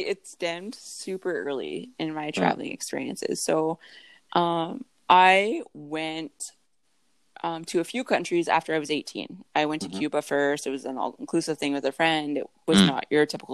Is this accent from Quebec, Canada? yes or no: no; Thunder Bay, Ontario, Canada; also born or lived in British Columbia; I'm from Thunder Bay, but I was living in British Columbia